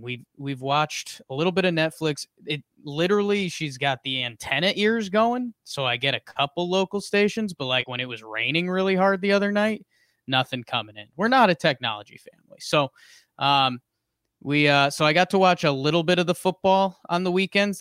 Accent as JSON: {"language": "English", "town": "Southington", "region": "Connecticut", "country": "United States", "moved": "yes", "said": "I am coming live from the Pumpkin Pie Studio in Southington, Connecticut, uh, at my mother's house"}